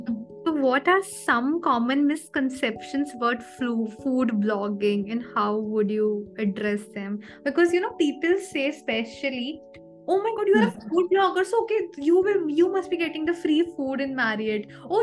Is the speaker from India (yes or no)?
yes; Jaipur, Rajasthan, India; I am from Jaipur, Rajasthan.